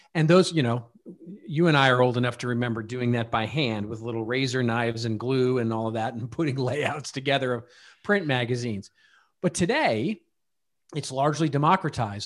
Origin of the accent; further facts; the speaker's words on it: Dallas, Texas, United States; now in Hidden Hills, United States; I grew up in Dallas